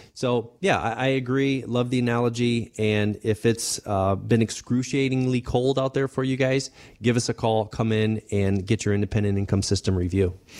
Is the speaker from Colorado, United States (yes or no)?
yes; Denver, Colorado, United States; I grew up, um, I was born in Denver